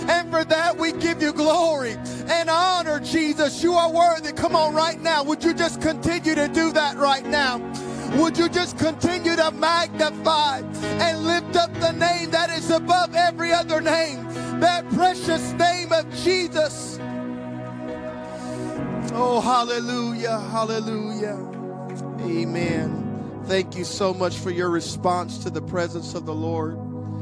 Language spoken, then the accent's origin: English; United States; also born or lived in Louisiana / South Mississippi; we're from Louisiana and South Mississippi.